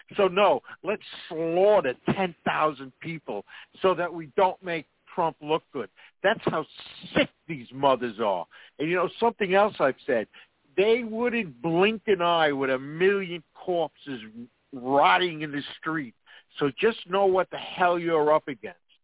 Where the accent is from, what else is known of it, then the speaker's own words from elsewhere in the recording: New York, United States; where I'm from New York